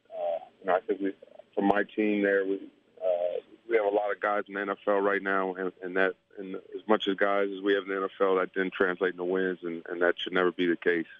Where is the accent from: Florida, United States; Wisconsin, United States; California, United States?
Florida, United States; Tampa; I grew up in Tampa, in Tampa, Florida.